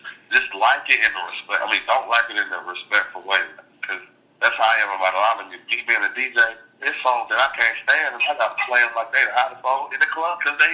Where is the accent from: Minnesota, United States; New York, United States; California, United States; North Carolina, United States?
North Carolina, United States; I'm from North Carolina